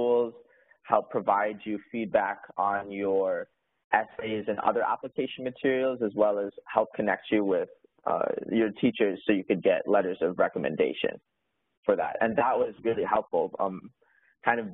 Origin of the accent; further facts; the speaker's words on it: Oregon, United States; moved away as an adult; now in Pittsburgh, United States; So I am originally from Oregon, and I actually graduated high school in 2017. And before Carnegie Mellon, I spent 2 years at Oregon State University, which is close by actually to where I grew up